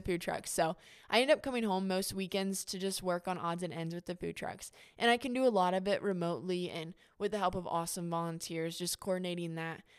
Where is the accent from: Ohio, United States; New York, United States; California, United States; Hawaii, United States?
Ohio, United States; Troy; I am born and raised in Troy, Ohio.